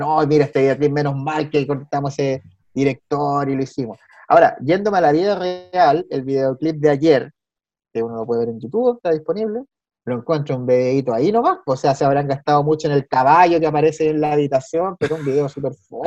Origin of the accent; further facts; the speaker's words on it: Chile; Y uno muy chileno